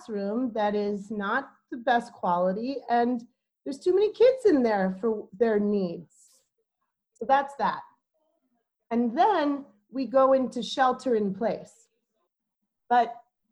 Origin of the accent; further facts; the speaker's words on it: New York City, New York, United States; now in Oakland, United States; I'm from New York City